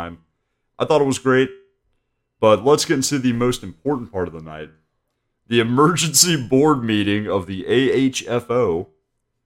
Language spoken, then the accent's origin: English; Ohio, United States; my home state